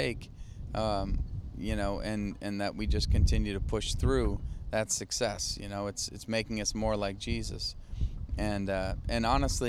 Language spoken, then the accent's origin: English; Maine, United States; I'm from Maine.